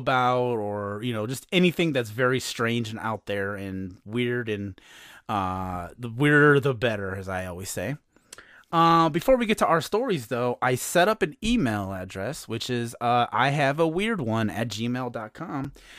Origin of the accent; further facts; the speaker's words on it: Hammond, Indiana, United States; I'm at the local train station here in my hometown of Hammond, Indiana, which is called the South Shore.